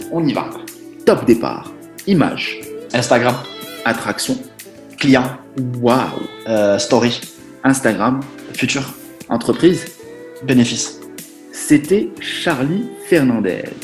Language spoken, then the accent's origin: French; southern France, France; moi, je sais, je viens du sud de la France, puis je suis